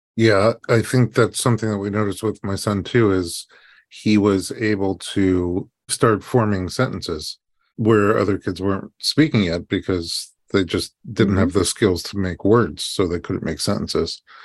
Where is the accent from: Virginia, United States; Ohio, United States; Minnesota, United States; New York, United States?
New York, United States; New York City; now in Los Angeles, United States; We grew up in New York and they were in Brooklyn. We were in Staten Island